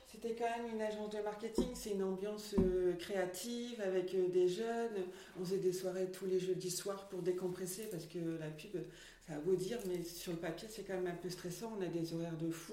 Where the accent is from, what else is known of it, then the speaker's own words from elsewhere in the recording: Lille area, Hauts-de-France, France; also born or lived in Mouvaux; Je suis née à Lille et j'ai fait mon enfance à Venedasque et maintenant j'habite à Mouvaux